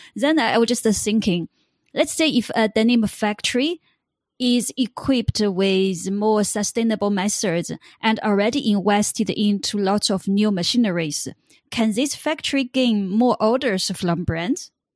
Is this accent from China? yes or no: yes; China; I come from China